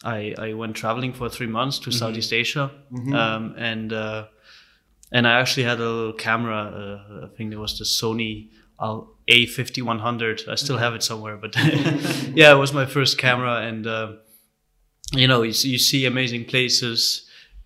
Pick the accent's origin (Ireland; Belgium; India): Belgium; Brussels, Brussels-Capital Region; born or raised there; moved away as an adult; also born or lived in Hanover, Germany; now in Berlin, Germany